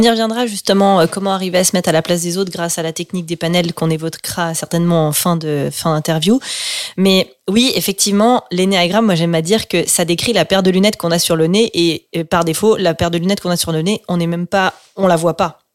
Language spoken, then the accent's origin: French; France; moved away; also born or lived in Switzerland; J'étais dans une école en Suisse, et donc moi je suis française.